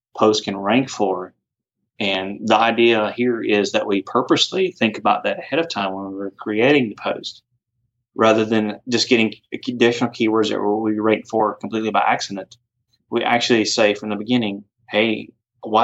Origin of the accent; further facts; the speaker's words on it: off Singleton Road, near Jimmy Carter Boulevard, Georgia, United States; also born or lived in Duluth, Georgia / Roswell, Georgia / Alpharetta, Georgia; originally off somewhere off Singleton Road, not too far from Jimmy Carter Boulevard